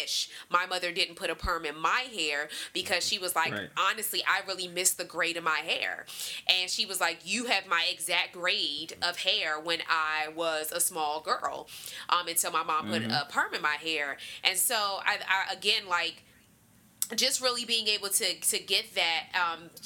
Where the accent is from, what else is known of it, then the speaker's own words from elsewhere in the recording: Washington, District of Columbia, United States; growing up in Washington, D.C.